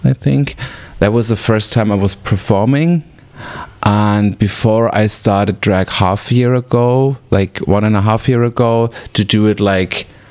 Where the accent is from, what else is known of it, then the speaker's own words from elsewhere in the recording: Weil am Rhein, Baden-Württemberg, Germany; English is a second language; moved away as an adult; also born or lived in Freiburg im Breisgau; now in Berlin, Germany; I am from South Germany, a little city called Weil am Rhein. I moved when I was a teenager to Freiburg in Breisgau.